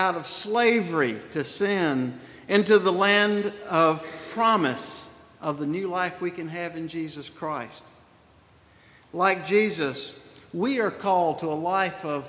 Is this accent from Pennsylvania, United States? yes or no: no; Spartanburg, South Carolina, United States; accent: Southern; move to Spartanburg in 1800, and that made me a Southerner, determining my accent